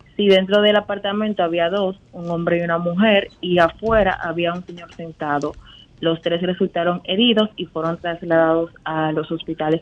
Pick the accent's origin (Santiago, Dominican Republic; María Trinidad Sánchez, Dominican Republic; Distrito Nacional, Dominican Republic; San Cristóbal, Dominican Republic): Distrito Nacional, Dominican Republic; Santo Domingo; soy de Santo Domingo